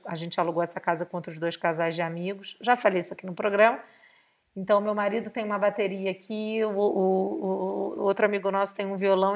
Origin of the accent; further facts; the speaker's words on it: Rio de Janeiro, Brazil; como uma boa carioca, nascida e criada em Santa Teresa, moradora da Tijuca